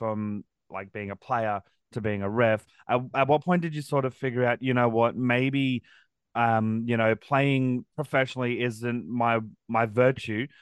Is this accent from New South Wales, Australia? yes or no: no; Brisbane, Queensland, Australia; I'm a Broncos fan because I was born in Brisbane